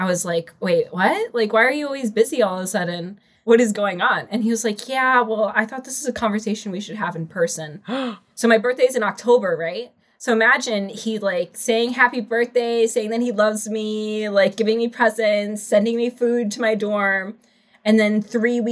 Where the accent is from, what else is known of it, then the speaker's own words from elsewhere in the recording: Chicago, Illinois, United States; I'm from Chicago, 25